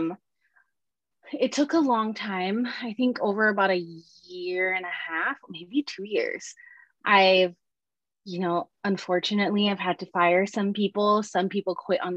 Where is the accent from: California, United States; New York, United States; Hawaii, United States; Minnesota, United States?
Hawaii, United States; Oahu; moved away as an adult; And I grew up in Hawaii. Hawaii is a tiny little on Oahu, and everyone knows everybody.